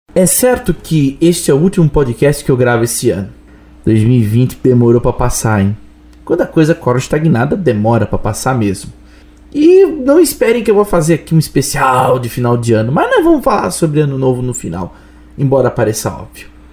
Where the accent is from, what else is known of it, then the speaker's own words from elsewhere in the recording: Blumenau, Santa Catarina, Brazil; Em Blumenau, isto é iguaria, lei magna da culinária da minha terrinha.